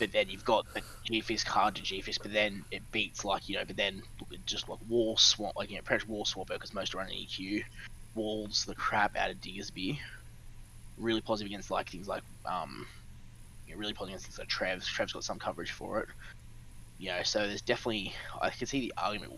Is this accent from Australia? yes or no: yes; Australia; We're Australian